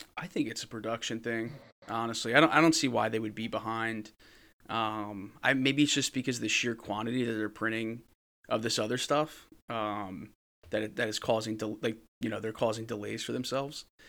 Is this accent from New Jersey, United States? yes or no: yes; New Jersey, United States; I'm from New Jersey